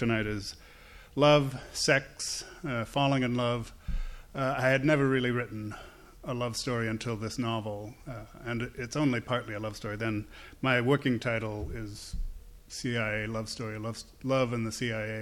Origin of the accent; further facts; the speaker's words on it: Northampton, Massachusetts, United States; Northampton, Massachusetts, where I grew up.